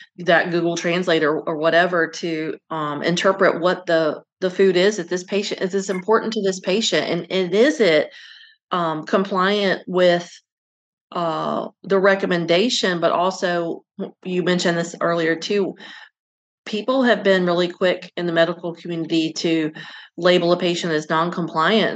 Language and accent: English; Virginia, United States; I grew up in Virginia and my family's from North Carolina